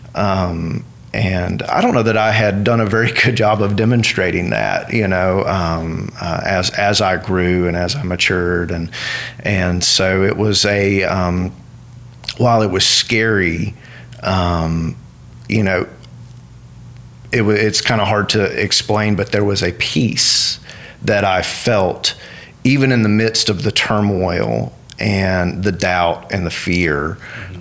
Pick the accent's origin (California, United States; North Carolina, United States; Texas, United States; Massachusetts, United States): North Carolina, United States; Western; also born or lived in Washington, D.C.; now in Ruston, United States; I'm originally from Western North Carolina